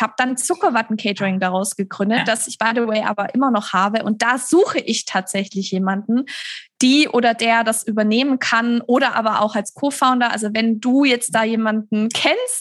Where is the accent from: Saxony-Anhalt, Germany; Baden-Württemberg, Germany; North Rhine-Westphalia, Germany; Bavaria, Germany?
Baden-Württemberg, Germany; Stuttgart; in Stuttgart, das ist meine Heimatstadt, in der ich auch immer noch wohne